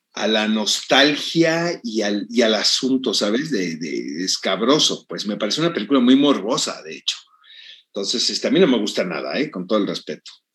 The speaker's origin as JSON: {"language": "Spanish", "country": "Mexico", "said": "en mi país"}